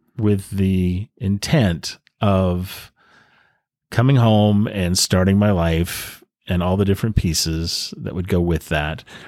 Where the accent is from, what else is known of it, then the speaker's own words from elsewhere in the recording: New England, United States; now in San Diego, United States; I was raised in New England